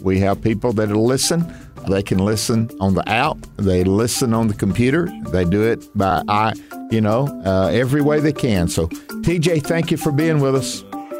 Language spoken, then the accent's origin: English; Tupelo, Mississippi, United States; Vacation Bible School at the church where we grew up here in Tupelo, Mississippi.